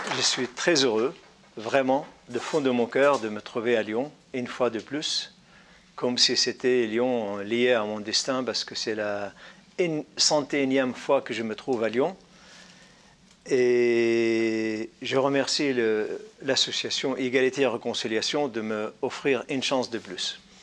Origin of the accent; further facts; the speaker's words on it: Syria; moved away; also born or lived in Damascus, Syria / Paris, France; intellectuel syrien